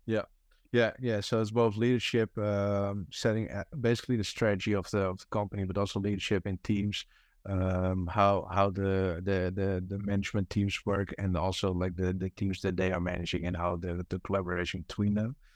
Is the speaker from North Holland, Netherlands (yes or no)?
yes; Amsterdam, North Holland, Netherlands; English is a second language; moved away; it was back home, uh, because I'm from Amsterdam